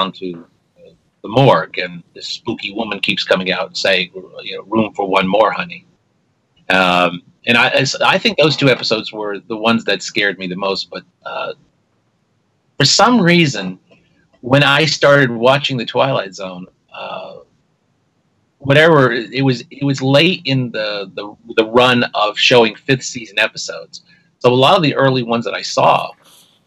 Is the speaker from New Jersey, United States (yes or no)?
no; New York, United States; growing up in New York in this era